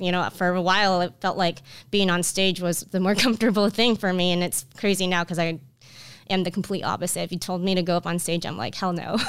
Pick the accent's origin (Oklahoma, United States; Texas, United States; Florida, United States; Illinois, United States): Florida, United States; Orlando; I grew up in Orlando, Florida